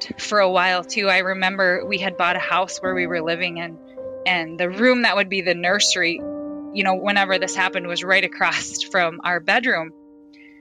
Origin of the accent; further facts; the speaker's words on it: Fairfax, South Dakota, United States; moved away as an adult; now in Sioux Center, United States; I'm a mother of 4. I grew up in Fairfax, South Dakota.